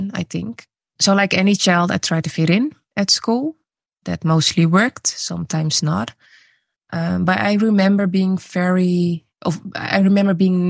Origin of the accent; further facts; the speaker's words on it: Netherlands; also born or lived in Suriname; I was born in Suriname. I moved to the Netherlands when I was 3 years old and I grew up in a mainly white city